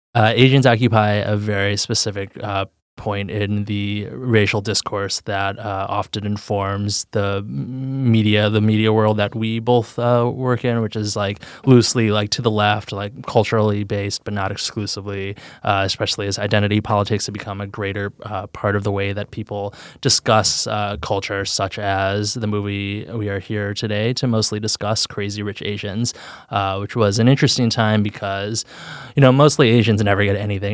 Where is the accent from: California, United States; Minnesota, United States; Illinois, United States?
Illinois, United States; Chicago; I grew up in Chicago, in, like, the center of the city.